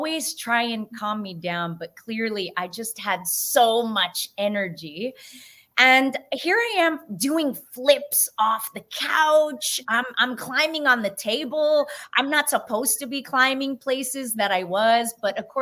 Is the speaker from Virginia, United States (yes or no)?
no; San Francisco, California, United States; I'm first generation, born and raised in San Francisco